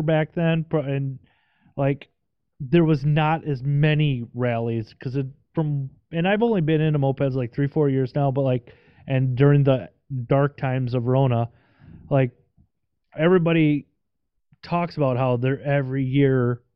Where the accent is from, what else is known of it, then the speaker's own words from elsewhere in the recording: Midwest, United States; also born or lived in Minnesota; I'm from the Midwest, I live in Minnesota